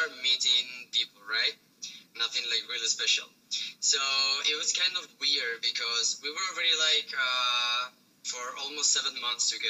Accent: Spain; English is a second language; moved away as an adult; now in China; I'm from Spain

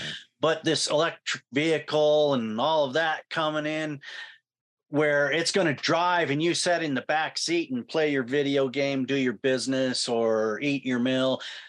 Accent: Clarkston, Washington, United States; And I was raised in Clarkston.

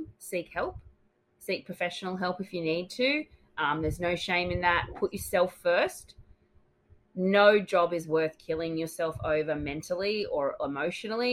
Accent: Australia; Your Australian host

